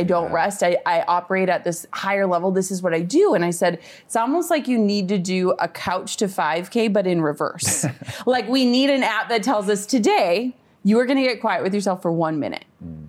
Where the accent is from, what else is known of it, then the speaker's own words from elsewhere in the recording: Minnesota, United States; I'm from Minnesota, like small town. So like traffic for us is like when the stoplight is red.